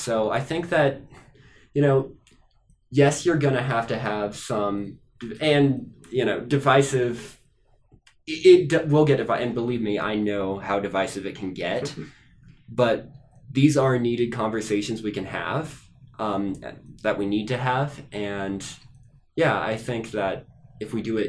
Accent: Nebraska, United States; also born or lived in Kansas; now in Minnesota, United States; I'm from Nebraska

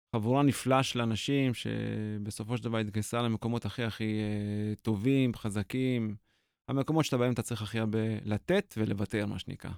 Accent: Israel; 18 לפברואר 74 נולדתי בישראל

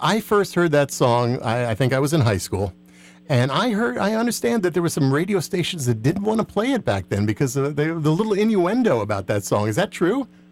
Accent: New Jersey, United States; I grew up in New Jersey

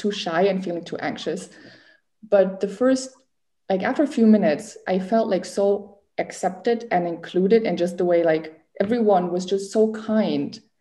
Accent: Germany; moved away; also born or lived in Finland; I'm from Germany, and I'm 27

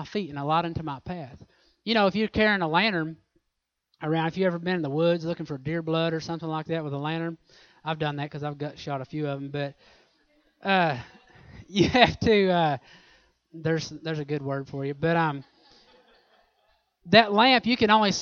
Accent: Oklahoma, United States; I'm from Oklahoma

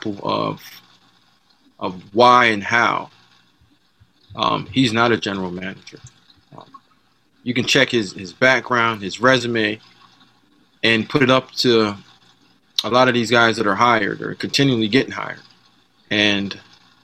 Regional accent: Jamaica; moved away; From my background, the way that my dad raised me, I'm Jamaican, the way that we came up

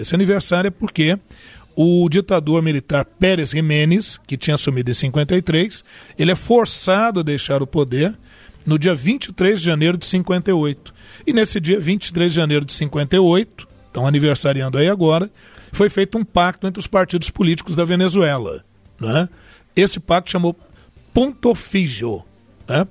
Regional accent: Brazil; Nós que somos brasileiros

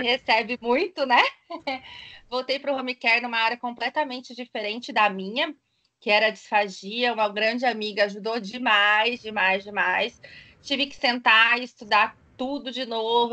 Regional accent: Ribeirão Preto, São Paulo, Brazil; also born or lived in São Carlos; voltei para minha cidade natal. Ah, eu sou de Ribeirão Preto, tá, gente? Interior de São Paulo.

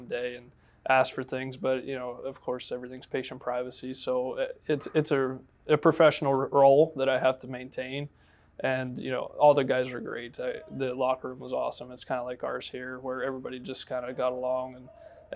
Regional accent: Jacksonville, Florida, United States; represent my hometown

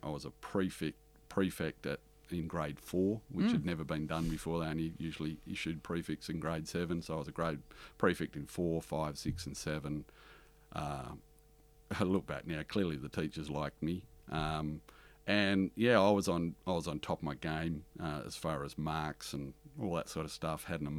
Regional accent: Harvey, Illinois, United States; And the thing that I learnt the most growing up in Harvey from the Italian community is respect.

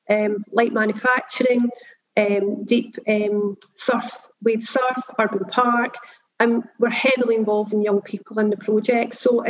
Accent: Belfast, Northern Ireland, United Kingdom; I mean, I was brought up in the same postcode area as the Halo site, which is a deprived postcode area. So for us, it's about how do we roll that brand out in Belfast?

